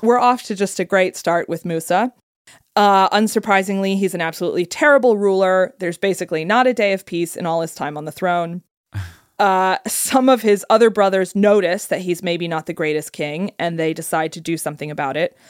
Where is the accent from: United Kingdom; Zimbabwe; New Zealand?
United Kingdom; I'm British.